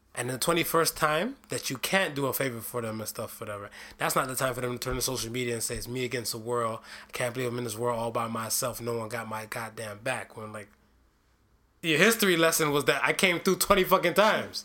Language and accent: English; Ohio, United States; state of Ohio. One of my home state